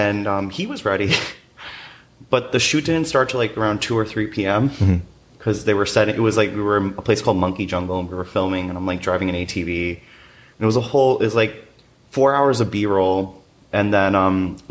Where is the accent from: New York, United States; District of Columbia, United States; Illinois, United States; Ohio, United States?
New York, United States; New York City; I grew up in Williamsburg, Brooklyn, before it blew up